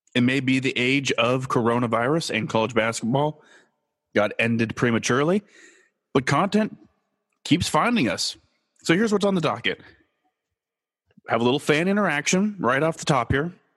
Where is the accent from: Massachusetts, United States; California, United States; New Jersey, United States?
California, United States; Los Angeles; moved away as an adult; also born or lived in Kansas; I am born and raised in Los Angeles